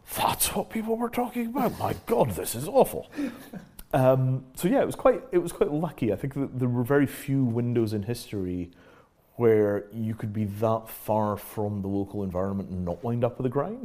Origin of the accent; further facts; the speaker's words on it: Scotland, United Kingdom; moved away as an adult; also born or lived in Yorkshire / London; the first part of my life, I grew up in Yorkshire. Yeah second part of my life, I grew up in Scotland